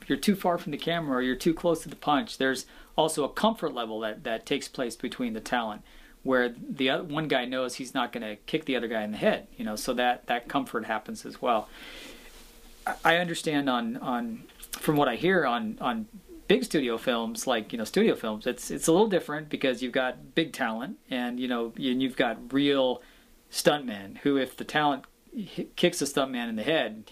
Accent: Seattle, Washington, United States; growing up in Seattle, Washington, in the Pacific Northwest

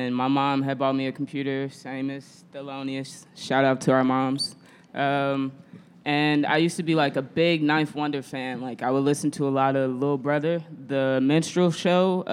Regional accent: St. Louis, Missouri, United States; now in Chicago, United States; I'm from St. Louis, Missouri. If don't nobody know, I'm not from Chicago. I'm a St. Louisan

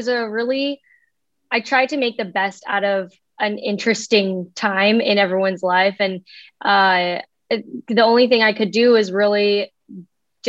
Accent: Canada; now in Los Angeles, United States; originally I'm from Canada and I'm living out in LA.

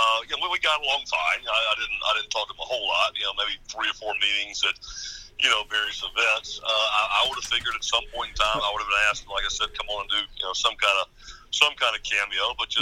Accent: Statesboro, Georgia, United States; And I was born in the Bullitt County Hospital in Statesboro, Georgia in 1974.

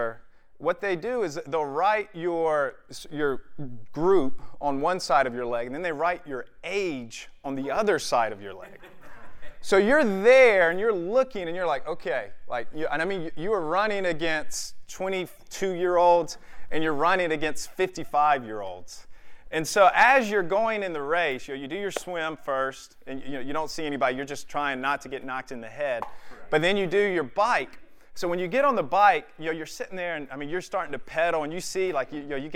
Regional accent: Charlotte, North Carolina, United States; born or raised there

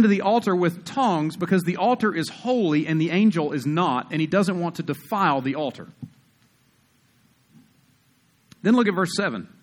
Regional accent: South Carolina, United States; moved away as an adult; now in Utah, United States; I grew up in South Carolina, we're 49th in education

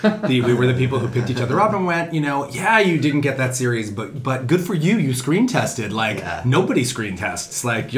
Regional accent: Connecticut, United States; born there; also born or lived in Indiana / Ohio; Born in Connecticut, raised up and down the East Coast, never lived anywhere particularly long.

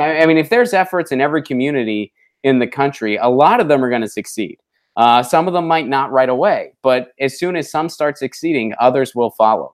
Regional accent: Pittsburgh, Pennsylvania, United States; moved away; my hometown of Pittsburgh, Pennsylvania.

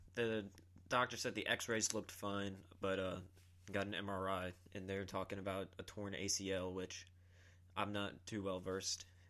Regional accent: Columbia, South Carolina, United States; also born or lived in Georgetown, South Carolina; I'm from South Carolina, always born and raised

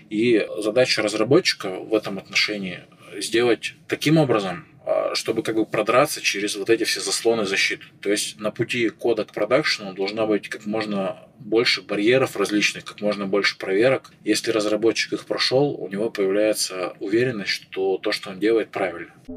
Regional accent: Chelyabinsk, Chelyabinsk Oblast, Russia; moved away as an adult; now in Saint Petersburg, Russia; я и сам из Челябинска, я из Челябинска выезжал

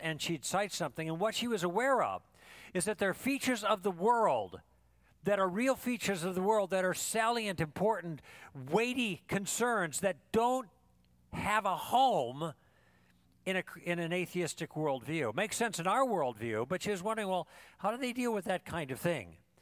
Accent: Thousand Oaks, California, United States; I'm from Thousand Oaks

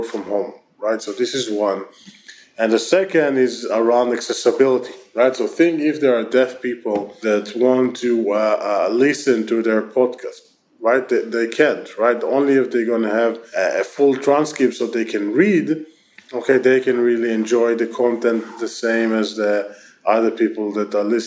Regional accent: Israel; accent: Israeli; my terrible Israeli accent

